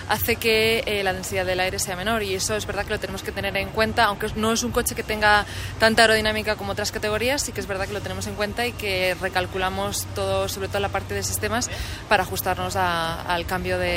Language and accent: Spanish; Spain; Yo soy originaria de España y como sabéis está Fernando Alonso y cuando era pequeña pues eh, todos lo seguíamos en Fórmula 1.